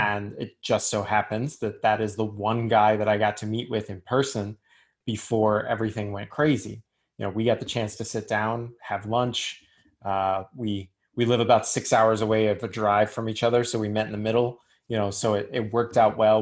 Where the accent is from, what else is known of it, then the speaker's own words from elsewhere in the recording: Richmond, Virginia, United States; moved away; I'm from Richmond.